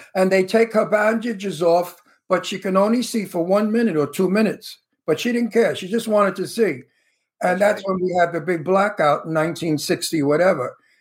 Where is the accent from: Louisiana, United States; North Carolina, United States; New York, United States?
New York, United States; New York City; accent: Brooklyn; I could talk like I come from Brooklyn because I really do come from Brooklyn, you know. So my accent is a real accent